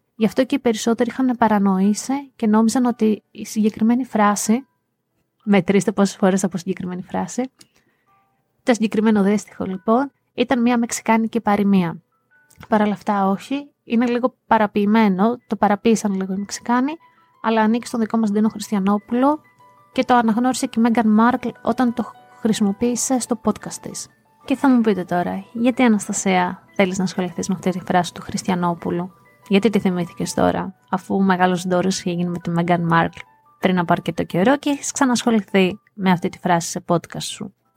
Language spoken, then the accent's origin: Greek; Greece; Αγαπώ την πατρίδα μου, αγαπώ τη χώρα μου, είμαι Ελληνίδα μέχρι τα βάθη της ψυχής μου